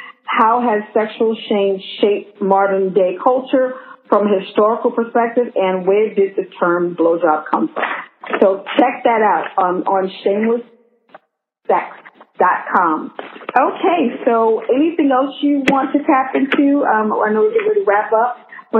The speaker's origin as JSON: {"language": "English", "region": "New York", "country": "United States", "said": "I'm a New Yorker."}